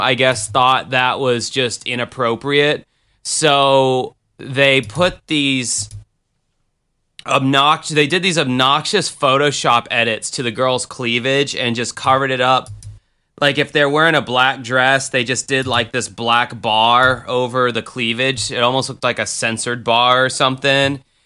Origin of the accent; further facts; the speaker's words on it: Jacksonville, Florida, United States; Jacksonville, Florida, my hometown.